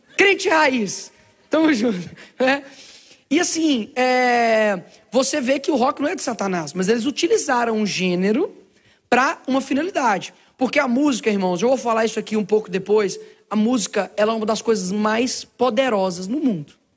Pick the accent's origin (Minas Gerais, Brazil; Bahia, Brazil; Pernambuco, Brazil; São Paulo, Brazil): Minas Gerais, Brazil; Belo Horizonte; Eu nasci numa favela lá em Belo Horizonte chamado Cabana do Pai Tomás.